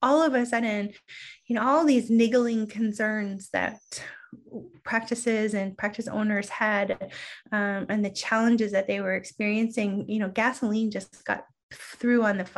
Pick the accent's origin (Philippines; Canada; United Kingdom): Canada; I am Canadian.